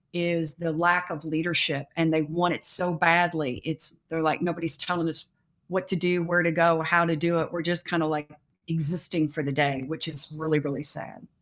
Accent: Louisville, Kentucky, United States; born and raised in Louisville, Kentucky.

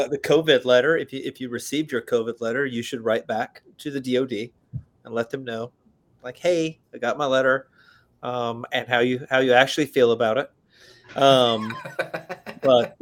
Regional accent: Alabama, United States; I'm from Alabama

